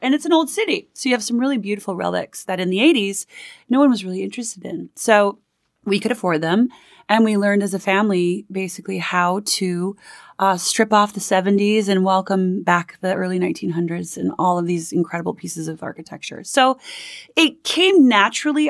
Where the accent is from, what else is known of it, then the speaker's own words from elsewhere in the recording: Minneapolis, Minnesota, United States; moved away as an adult; also born or lived in Manhattan, New York; now in New York, United States; I grew up in Minneapolis, Minnesota, a family of five, and I moved out to Manhattan when I was about eighteen years old, and I've been here ever since